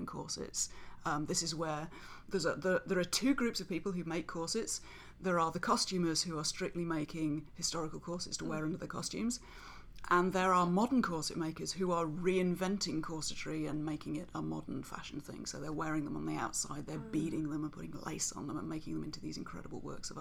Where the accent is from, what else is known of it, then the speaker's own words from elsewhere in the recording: Nottingham, East Midlands, United Kingdom; accent: English; I am from Nottingham in England